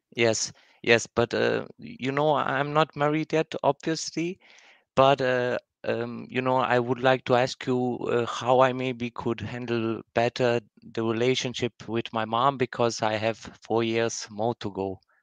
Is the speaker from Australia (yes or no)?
no; Germany; I'm from Germany